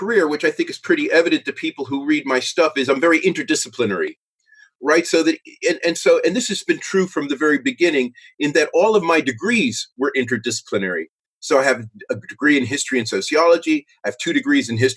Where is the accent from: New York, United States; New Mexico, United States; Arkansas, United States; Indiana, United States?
New York, United States; New York City; moved away as an adult; also born or lived in Cambridge, United Kingdom / Pittsburgh, United States; now in United Kingdom; I'm originally from New York City